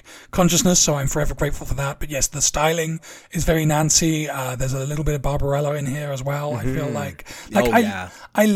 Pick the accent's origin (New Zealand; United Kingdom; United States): United Kingdom; England; as an Englishman